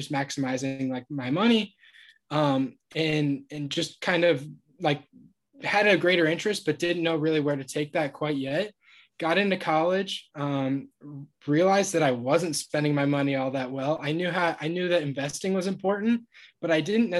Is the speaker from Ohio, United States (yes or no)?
yes; Ohio, United States; moved away; I'm from Ohio originally, went to Ohio University, studied business.